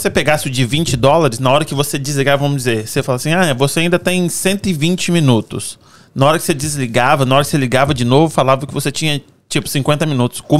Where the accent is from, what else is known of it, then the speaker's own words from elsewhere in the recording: Cachoeiro de Itapemirim, Espírito Santo, Brazil; now in Fall River, United States; Ah, eu sou nascido e criado em Cachoeira Itapemirim, no Espírito Santo. Tenho 39 anos.